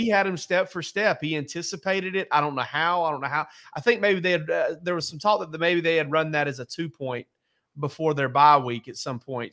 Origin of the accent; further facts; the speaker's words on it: South Georgia, United States; I'm from South Georgia